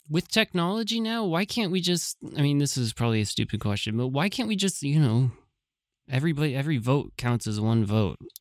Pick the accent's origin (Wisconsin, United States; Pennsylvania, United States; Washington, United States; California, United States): California, United States; San Francisco; I was from San Francisco